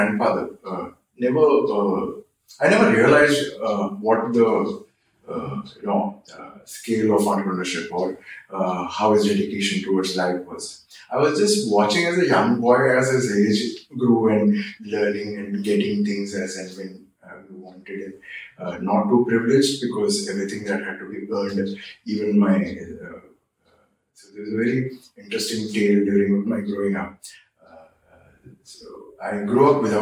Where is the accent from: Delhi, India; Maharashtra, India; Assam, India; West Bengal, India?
Maharashtra, India; Mumbai; So, I was born in Bombay, then called Bombay, of course, now it's Mumbai. I was born in 1976, and I grew up in an age where communities and people grew up with each other.